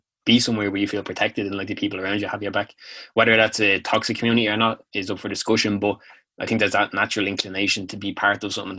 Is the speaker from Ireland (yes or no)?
yes; Clonakilty, Munster, Ireland; being Irish and being from Clonakilty is like what I feel most connected to.